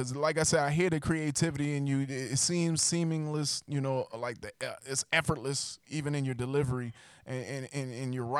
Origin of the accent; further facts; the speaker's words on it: Charleston, South Carolina, United States; now in Charlotte, United States; I'm originally from Charleston, South Carolina.